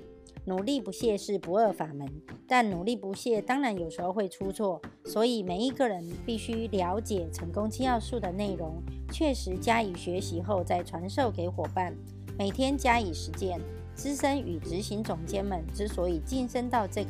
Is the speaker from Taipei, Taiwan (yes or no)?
no; Miaoli, Miaoli County, Taiwan; 今天要为大家导读的主题是成功的秘诀。